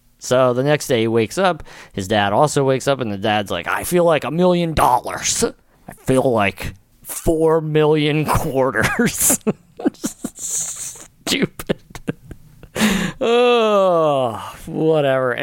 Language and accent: English; Pennsville, New Jersey, United States; growing up in Pennsville, New Jersey